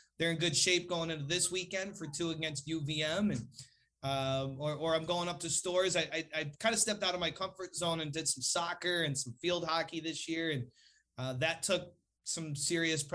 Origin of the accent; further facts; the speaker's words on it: New Britain, Connecticut, United States; growing up in New Britain, Connecticut, and a diehard Hartford Whalers fan